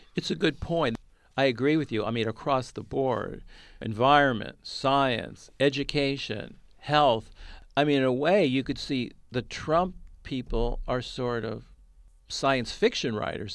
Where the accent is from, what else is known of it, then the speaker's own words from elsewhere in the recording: Bay Area, California, United States; I grew up in the Bay Area